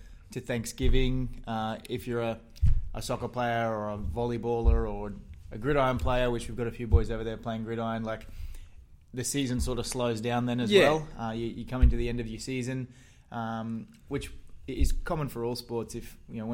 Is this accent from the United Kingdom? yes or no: no; Townsville, Queensland, Australia; also born or lived in Newcastle; now in Melbourne, Australia; I grew up in Townsville